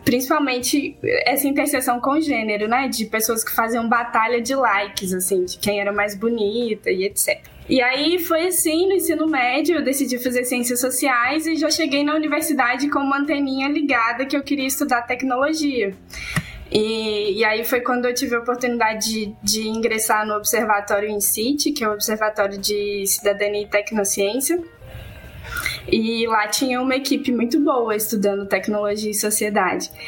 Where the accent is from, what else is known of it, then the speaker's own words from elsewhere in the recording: Barbacena, Minas Gerais, Brazil; Eu sou do interior de Minas Gerais, é, de uma cidade chamada Barbacena